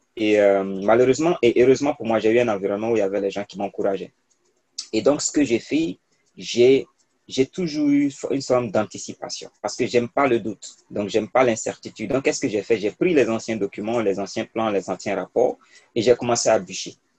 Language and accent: French; Côte d’Ivoire; first language Mooré; moved away as an adult; also born or lived in Bondoukou, Côte d'Ivoire / Ouagadougou, Burkina Faso; J'ai fait mon primaire dans une petite ville, euh, en Côte d'Ivoire, parce que je suis né en Côte d'Ivoire. Et après, j'ai fait une seconde C, une première C et un bac C dans un lycée à Bondoukou